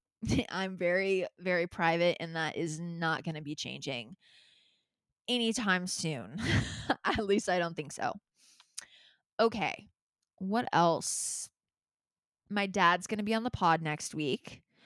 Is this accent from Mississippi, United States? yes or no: no; Calabasas, California, United States; I grew up in Calabasas